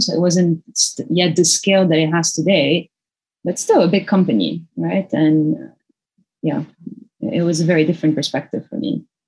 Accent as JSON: {"language": "English", "country": "Lebanon", "tie": "born or raised there", "moved": "yes", "lives_now": "Singapore", "said": "I grew up in Lebanon, which is a tiny country"}